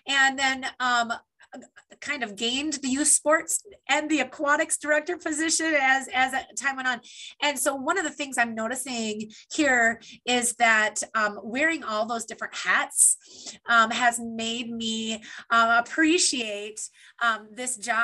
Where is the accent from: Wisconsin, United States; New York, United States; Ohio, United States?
Wisconsin, United States; Beldenville; moved away as an adult; now in Minnesota, United States; I'm born and raised in Beldenville, Wisconsin.